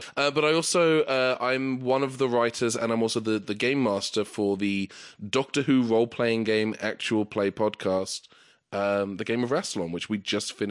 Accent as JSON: {"language": "English", "country": "United Kingdom", "tie": "born or raised there", "accent": "British", "moved": "as an adult", "lives_now": "Los Angeles, United States", "said": "I am a British-born comedian, comedy writer, YouTuber, podcastsman, and I've lived in LA for 12"}